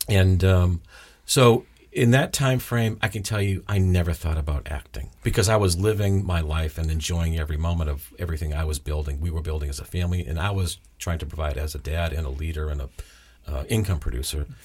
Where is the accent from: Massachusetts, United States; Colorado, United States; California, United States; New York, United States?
Massachusetts, United States; South Shore, south of Boston; accent: Boston; grew up the south of the city, about twenty-five miles south